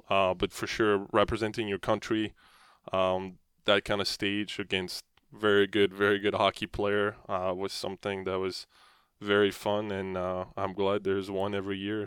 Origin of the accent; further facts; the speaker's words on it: France; moved away; you look up to as, you know, as French people